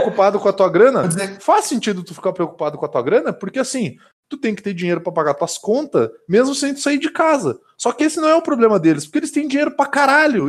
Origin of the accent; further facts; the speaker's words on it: Caxias do Sul, Rio Grande do Sul, Brazil; now in Vacaria, Brazil; eu sou de Caxias do Sul, mas eu moro em Vacaria